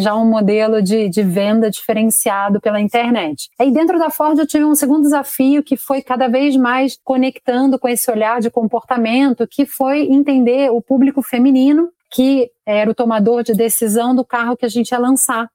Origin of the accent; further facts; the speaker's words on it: Rio de Janeiro, Brazil; moved away as an adult; now in São Paulo, Brazil; sou carioca, em primeiro lugar, mas moro aqui em São Paulo já há uns 19 anos